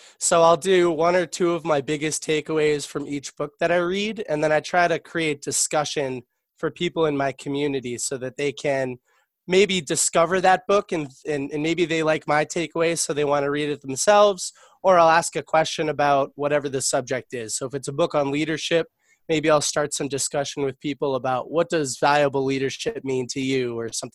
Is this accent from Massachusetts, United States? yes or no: yes; Boston, Massachusetts, United States; I'm from Boston, Massachusetts, U.S